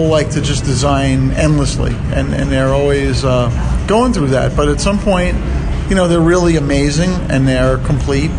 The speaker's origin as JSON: {"language": "English", "town": "New York City", "region": "New York", "country": "United States", "moved": "yes", "said": "I'm originally from Brooklyn"}